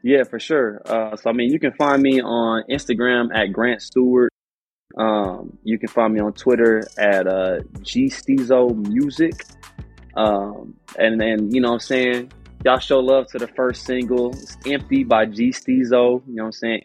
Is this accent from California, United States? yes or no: no; Houston, Texas, United States; I'm from Houston